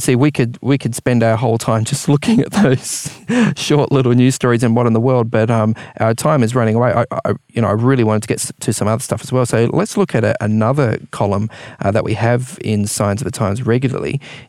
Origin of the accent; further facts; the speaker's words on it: New Zealand; now in Australia; I spent some years growing up in New Zealand.